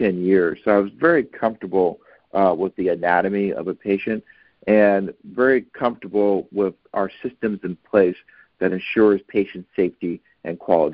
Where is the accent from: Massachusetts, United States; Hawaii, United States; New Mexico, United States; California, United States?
California, United States; Oakland; I grew up in Oakland, California, which is in the California Bay Area, and I'm a product of the Oakland Unified School District